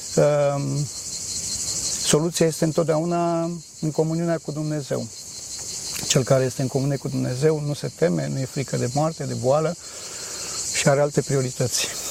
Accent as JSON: {"language": "Romanian", "region": "Bucharest", "country": "Romania", "moved": "yes", "said": "am ajuns la București, acasă, sunt din București"}